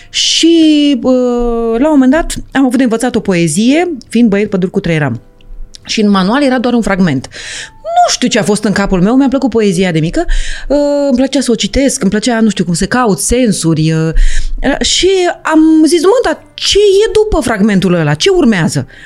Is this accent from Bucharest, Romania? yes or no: no; Iași, Iași County, Romania; born there; m-am născut la Iași într-o frumoasă uh, noapte de vară